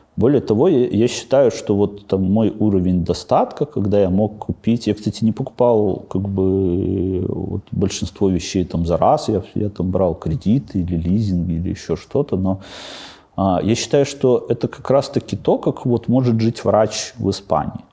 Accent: Babruysk, Mogilev Region, Belarus; moved away as an adult; also born or lived in Astravyets / Mikhalishki / Minsk; Бобруйске прошло мое детство. На самом деле я вообще родился в Островце

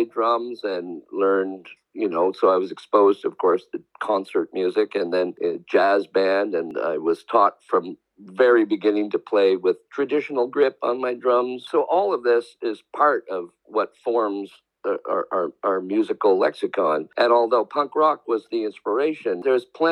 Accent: Victoria, British Columbia, Canada; the small scene that we grew up in Victoria, British Columbia

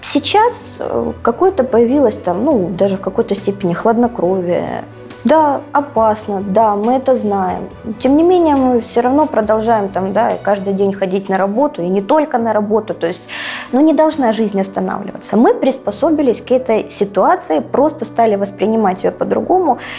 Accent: Donetsk, Donetsk Oblast, Ukraine; Донецк это все-таки, конечно, моя родина. Ну, я родилась здесь, родилась в Донецке

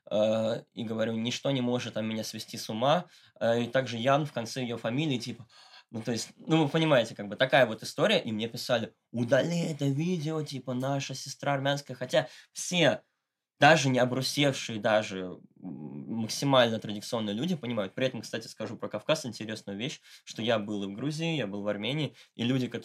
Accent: Moscow, Russia; в адрес того, что я богатенький мальчик из Москвы и жизни не видел

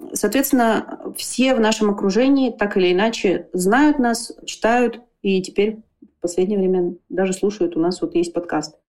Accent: Irkutsk, Irkutsk Oblast, Russia; я из Иркутска, и я здесь живу

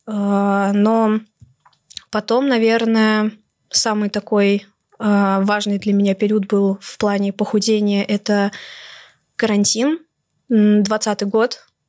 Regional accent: Moscow, Russia; мне 19 лет, я из Москвы

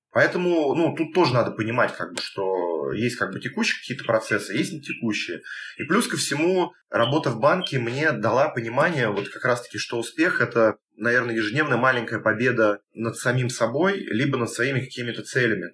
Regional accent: Moscow Oblast, Russia; мы там из Подмосковья

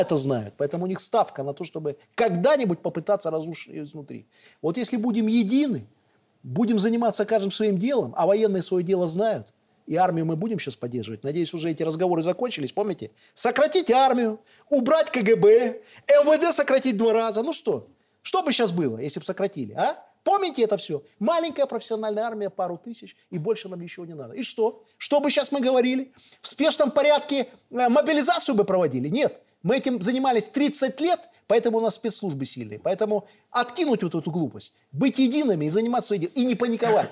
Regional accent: Belarus; Мы белорусы

